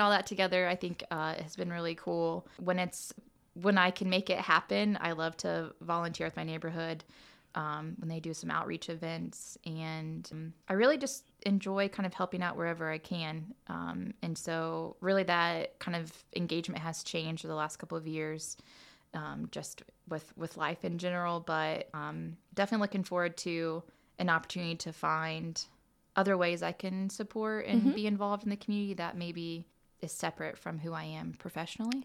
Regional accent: Muncie, Indiana, United States; born and raised in All Muncie, right. and so uh, went to Muncie schools and graduated from Muncie Central. Uh, I grew up on the east side of Muncie

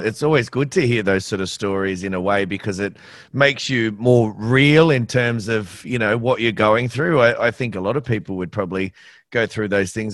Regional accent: Australia; as an Aussie

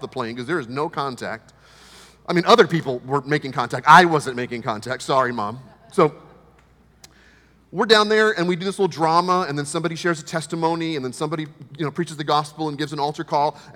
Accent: United States; from America

